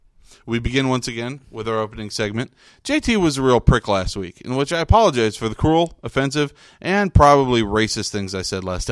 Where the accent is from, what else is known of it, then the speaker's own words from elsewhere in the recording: Fresno, California, United States; We're from Fresno